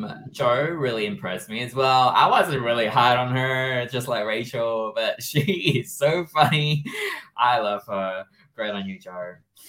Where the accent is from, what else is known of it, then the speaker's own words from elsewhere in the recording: Malaysia; I'm from Malaysia, so I can handle the heat.